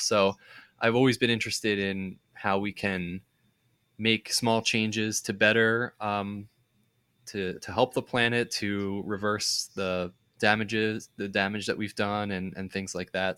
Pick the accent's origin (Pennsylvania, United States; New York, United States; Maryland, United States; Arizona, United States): Pennsylvania, United States; suburbs of Philadelphia; my hometown in the suburbs